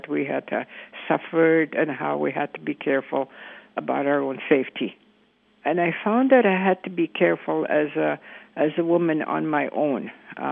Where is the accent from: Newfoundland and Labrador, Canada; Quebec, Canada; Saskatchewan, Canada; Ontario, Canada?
Saskatchewan, Canada; Canoe Lake Cree First Nation; I'm from the Canoe Lake Cree First Nation in Saskatchewan